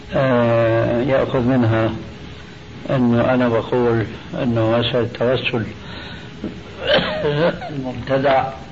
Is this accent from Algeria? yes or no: no; Syria; عندنا في سوريا